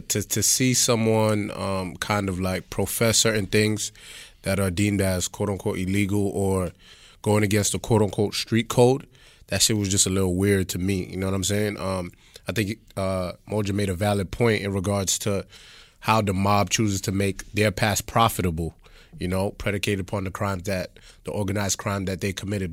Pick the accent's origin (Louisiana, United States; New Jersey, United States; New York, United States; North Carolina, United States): New York, United States; New York City; I'm from Flatbush.